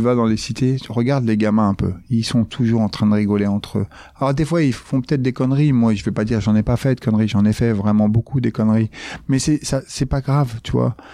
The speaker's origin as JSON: {"language": "French", "town": "Grigny", "region": "Île-de-France", "country": "France", "tie": "born or raised there", "said": "Je viens euh, de la Grande Borne, euh, de Grigny"}